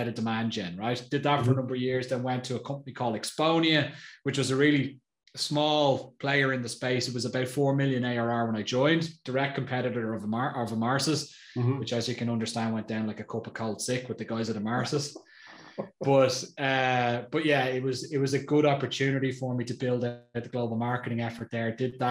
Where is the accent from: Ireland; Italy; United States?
Ireland; now in Austria; I'm Irish, live in Austria